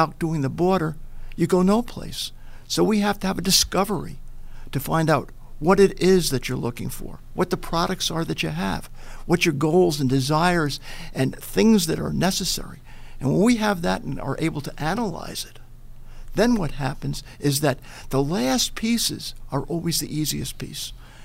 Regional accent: Little Neck, New York, United States; now in Buffalo, United States; I grew up in Long Island in Little Neck.

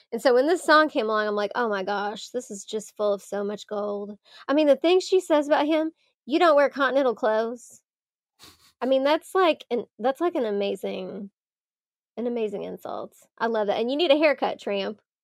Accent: Louisville, Kentucky, United States; I'm from Louisville

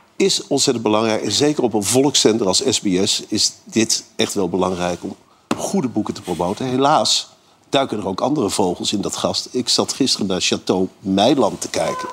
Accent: Arnhem, Gelderland, Netherlands; ik kom uit Arnhem.

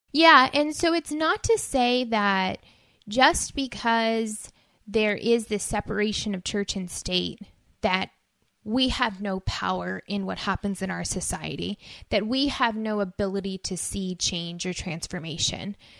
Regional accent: United States; our identity as people, as American citizens

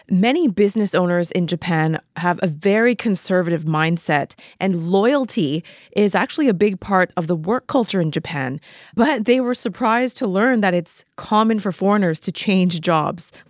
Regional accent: Vancouver, British Columbia, Canada; Michiyo, I don't know if you know, but I'm from Vancouver, Canada, and uh, I've lived in various cities around the world.

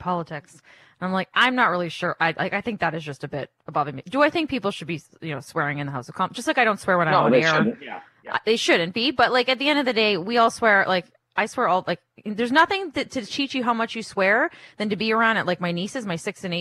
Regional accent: Windsor, Ontario, Canada; I grew up in Windsor.

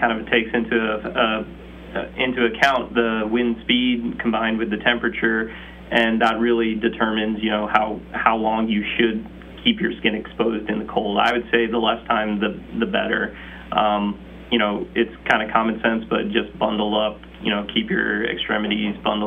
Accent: the South, United States; moved away as an adult; now in Scranton, United States; I'm from the South

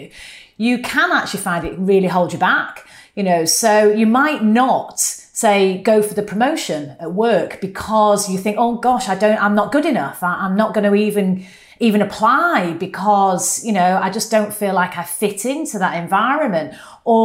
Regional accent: United Kingdom; accent: northern; my northern accent

